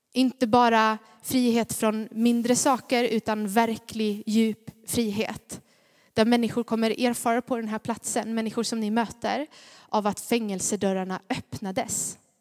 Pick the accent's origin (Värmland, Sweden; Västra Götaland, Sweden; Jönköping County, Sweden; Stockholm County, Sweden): Jönköping County, Sweden; Gnosjö; accent: Småländska; jag är från Gnosjö